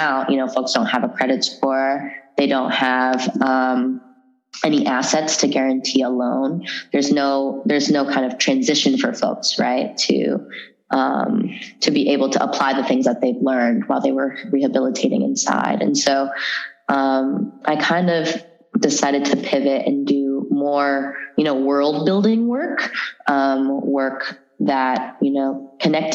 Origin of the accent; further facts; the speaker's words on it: San Francisco Bay Area, California, United States; also born or lived in San Jose; I was born in San Francisco and grew up throughout the Bay between San Jose and San Francisco